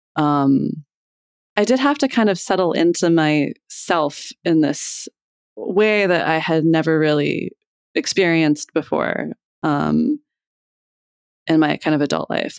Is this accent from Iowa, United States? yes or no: yes; Iowa, United States; moved away as an adult; also born or lived in Boston; now in Philadelphia, United States; I grew up in Iowa, and then I moved here to go to college.